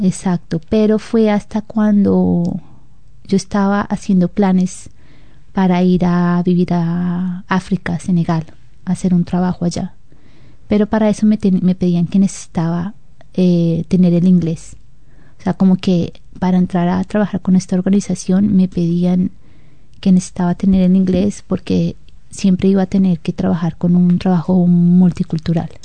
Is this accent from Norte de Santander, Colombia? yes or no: no; Bogotá, Colombia; now in New Zealand; nacimos en la capital de Colombia, que es Bogotá